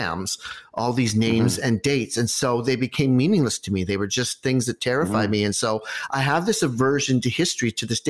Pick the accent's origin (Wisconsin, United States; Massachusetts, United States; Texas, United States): Massachusetts, United States; Concord; I'm from Concord, Massachusetts, the shot heard around the world.